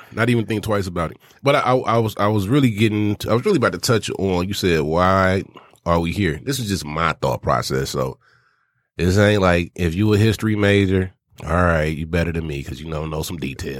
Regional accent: Arkansas, United States; I'm from Arkansas

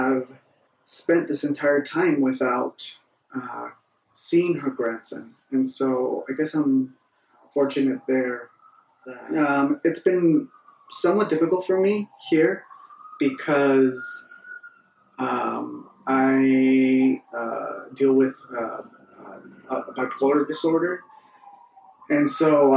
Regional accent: Northern California, United States; I'm in Northern California. I am back in my hometown where I was not born, but raised

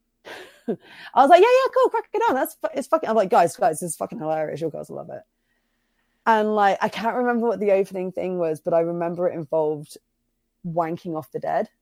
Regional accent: Bristol, South West England, United Kingdom; also born or lived in Cirencester; I grew up in Bristol, but I moved, um, when I was, um, eleven to a little town called Cirencester

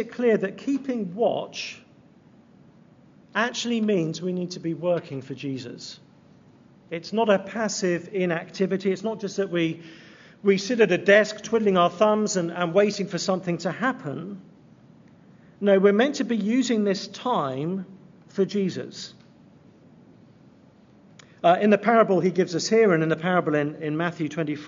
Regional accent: England, United Kingdom; moved away; I'm from England

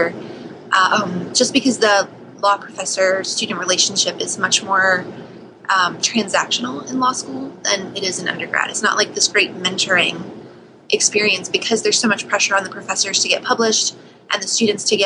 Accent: West Virginia, United States; moved away; also born or lived in New Haven; I grew up in West Virginia

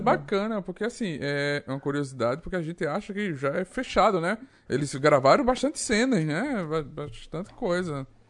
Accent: Northeast Region, Brazil; sou nordestino.

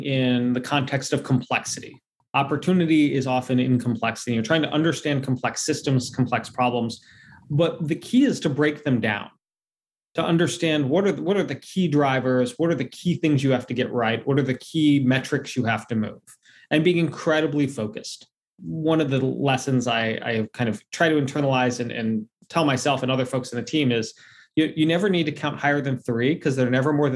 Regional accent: D.C., Virginia, United States; I grew up in Virginia, just outside of Washington, D.C., and working there.

